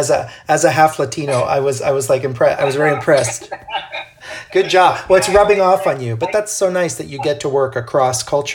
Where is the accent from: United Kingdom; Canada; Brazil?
Brazil; I grew up in Brazil, so for me, a lot of Brazilian rhythms are really easy.